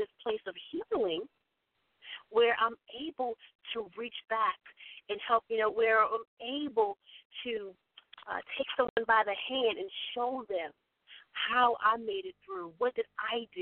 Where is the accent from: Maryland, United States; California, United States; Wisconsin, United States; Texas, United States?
Maryland, United States; Baltimore; little old me from Hickory Street. I grew up in East Baltimore, in Washington.